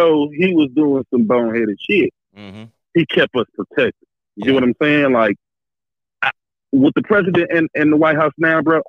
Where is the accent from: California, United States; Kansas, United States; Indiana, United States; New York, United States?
California, United States; I'm from California, bro.